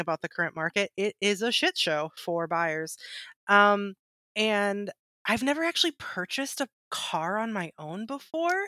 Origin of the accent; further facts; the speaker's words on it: Michigan, United States; I'm from Michigan and like car capital